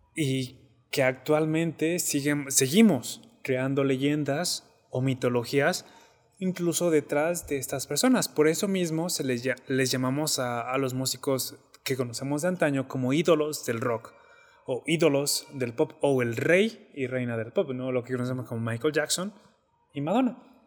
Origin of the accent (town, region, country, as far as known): Mexico; moved away